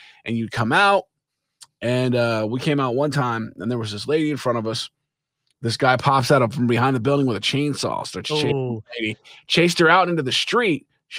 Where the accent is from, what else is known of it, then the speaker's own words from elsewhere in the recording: Kansas City, United States; Growing up in Kansas City